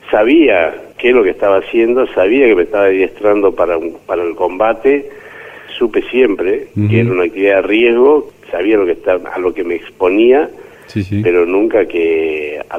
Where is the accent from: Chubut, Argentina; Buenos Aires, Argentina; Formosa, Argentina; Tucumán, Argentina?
Tucumán, Argentina; San Miguel de Tucumán; nacido y criado en Tucumán, en la capital de Tucumán.